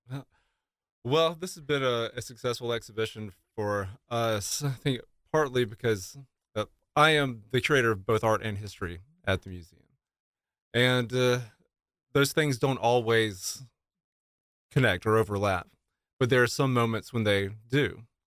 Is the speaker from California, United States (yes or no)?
no; Florence, South Carolina, United States; having grown up here, I'm from Florence